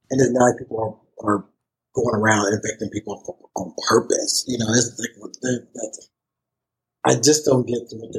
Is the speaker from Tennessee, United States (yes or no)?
yes; Tennessee, United States; moved away; back in my home state